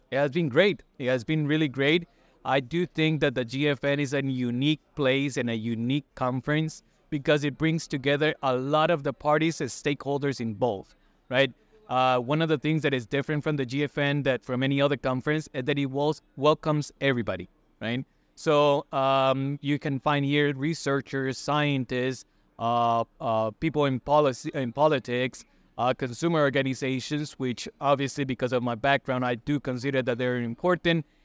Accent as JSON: {"language": "English", "country": "Costa Rica", "said": "I'm from Costa Rica."}